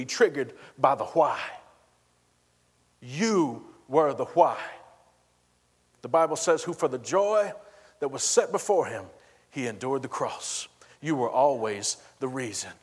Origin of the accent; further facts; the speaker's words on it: Texas, United States; I'm from Texas